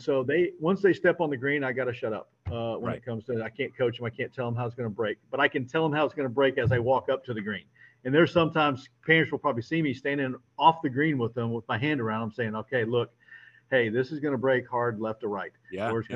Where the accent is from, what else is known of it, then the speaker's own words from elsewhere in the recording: San Antonio, Texas, United States; moved away as an adult; now in Houston, United States; I was raised in San Antonio.